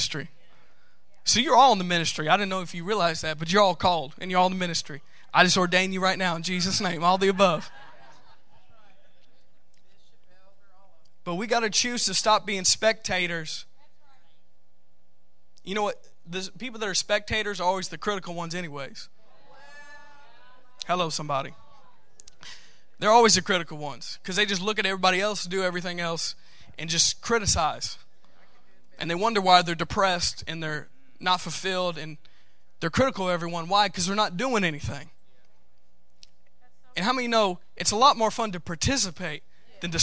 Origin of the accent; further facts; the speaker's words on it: United States; I'm from the United States